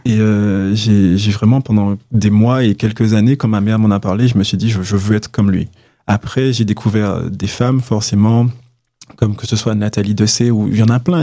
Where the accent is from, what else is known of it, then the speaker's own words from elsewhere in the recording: Martinique; je suis de Martinique